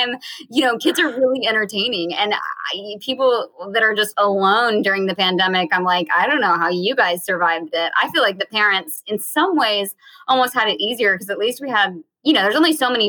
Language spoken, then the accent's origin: English; Virginia, United States; moved away; I grew up in Virginia, so everyone sings at church, and I grew up singing in church